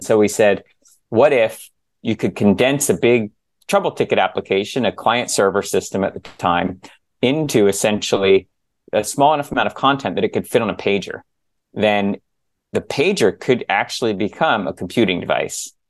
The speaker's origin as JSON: {"language": "English", "town": "San Diego", "region": "California", "country": "United States", "tie": "born or raised there", "also_born_or_lived": "New Jersey / Bay Area", "moved": "as an adult", "said": "I was born in New Jersey, grew up in San Diego"}